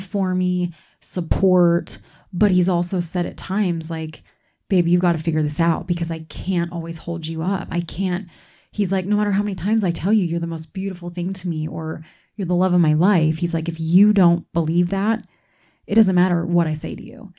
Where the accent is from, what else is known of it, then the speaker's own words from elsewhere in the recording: East Coast, United States; moved away; I grew up on the East Coast, so I didn't grow up here.